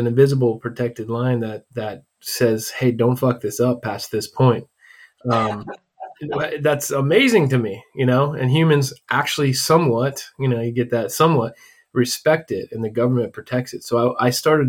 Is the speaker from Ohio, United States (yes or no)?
yes; Ohio, United States; moved away as an adult; also born or lived in Columbus, Ohio; now in Arizona, United States; So I grew up in the Midwest, specifically Ohio, and pretty typical small town family. My dad was a pastor, you know, and I grew up in a Christian household